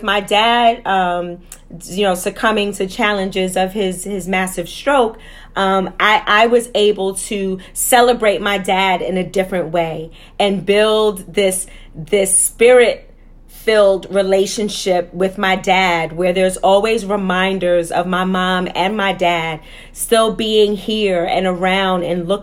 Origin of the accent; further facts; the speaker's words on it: New York City, New York, United States; growing up in Harlem and Wagner Projects